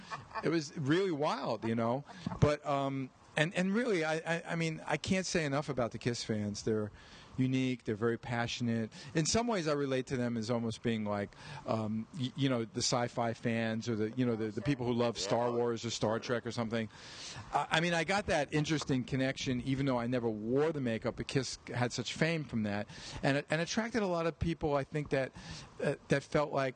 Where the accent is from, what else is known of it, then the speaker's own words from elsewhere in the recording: New York, United States; I grew up in New York